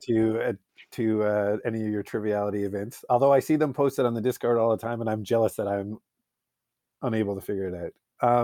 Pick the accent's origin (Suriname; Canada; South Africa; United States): Canada; being Canadian